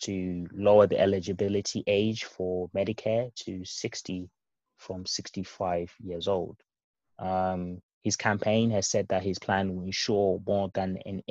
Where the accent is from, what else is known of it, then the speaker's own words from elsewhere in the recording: United Kingdom; As a Brit and, you know, as Europeans as well